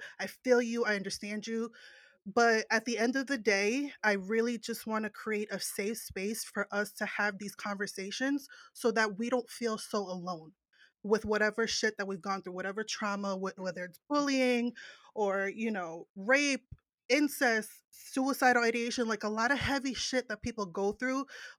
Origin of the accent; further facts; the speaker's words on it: New Jersey, United States; Because I'm from Jersey, so I curse.